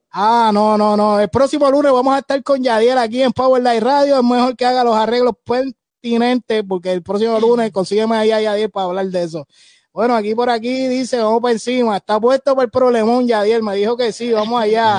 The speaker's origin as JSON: {"language": "Spanish", "country": "Puerto Rico", "said": "aquí los tres que estamos en el panel, dos, tres somos de PR"}